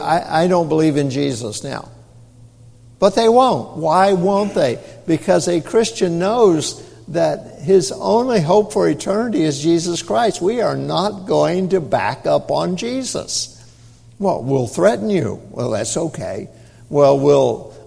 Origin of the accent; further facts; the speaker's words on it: Tennessee, United States; moved away as an adult; also born or lived in Arkansas / Oregon; I was raised up in Tennessee